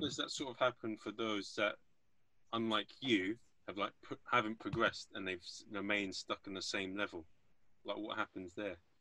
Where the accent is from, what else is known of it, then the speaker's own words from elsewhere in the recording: England, United Kingdom; I'm an Englishman.